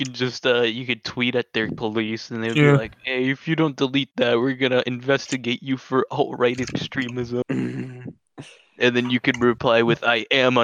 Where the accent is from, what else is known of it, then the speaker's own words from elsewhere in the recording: Mexico; moved away; Meanwhile, back in Mexico